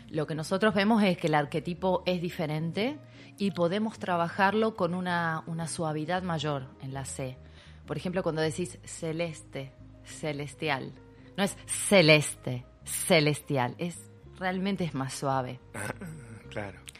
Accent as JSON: {"language": "Spanish", "town": "Rosario", "region": "Santa Fe", "country": "Argentina", "said": "Yo vengo de la ciudad de Rosario, imagínate que nos aspiramos las S"}